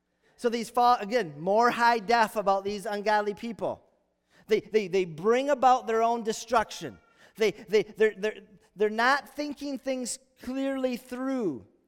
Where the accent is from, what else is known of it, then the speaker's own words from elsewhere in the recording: Holland, Michigan, United States; So the farm I grew up in Holland, our family farm, we'd watch storms brewing over Lake Michigan.